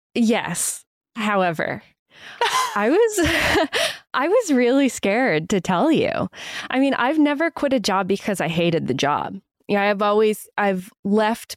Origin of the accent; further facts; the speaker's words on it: Maine, United States; my home state and Maine and New England